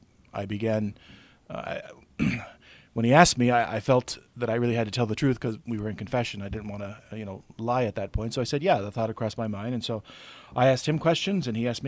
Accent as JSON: {"language": "English", "town": "Spokane", "region": "Washington", "country": "United States", "tie": "born or raised there", "said": "I was born and raised in Spokane"}